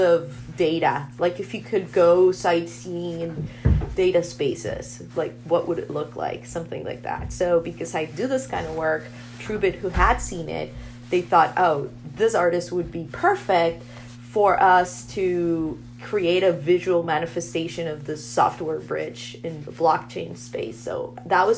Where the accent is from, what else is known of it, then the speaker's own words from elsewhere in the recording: Bogotá, Bogotá Capital District, Colombia; I'm from Bogota, from Colombia. And I was born and raised there.